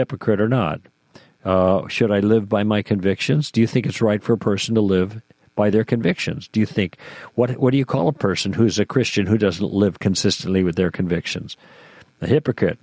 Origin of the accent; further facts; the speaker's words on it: Chicago, Illinois, United States; moved away as an adult; also born or lived in Michigan; now in California, United States; I grew up in Chicago